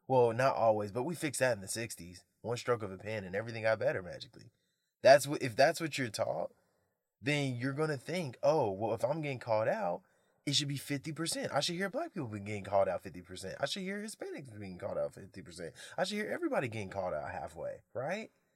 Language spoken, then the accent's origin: English; United States; I am American